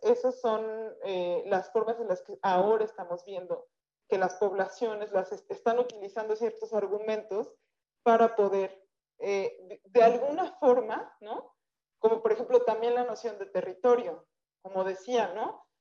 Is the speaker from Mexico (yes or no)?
yes; Mexico; siempre decimos soy mexicana